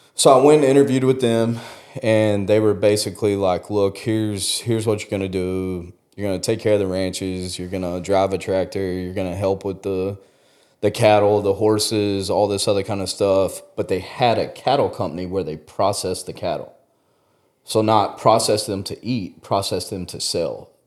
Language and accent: English; West Texas, United States; I grew up out in West Texas